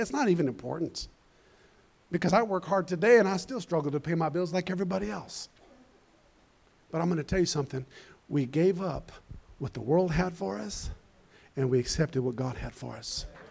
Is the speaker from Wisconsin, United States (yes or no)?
no; Colorado, United States; I'm from Colorado